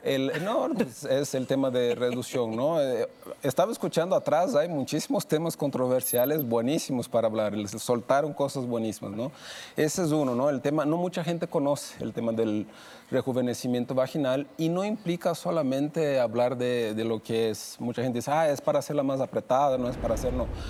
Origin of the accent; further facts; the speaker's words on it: Brazil; now in Mexico; soy de Brasil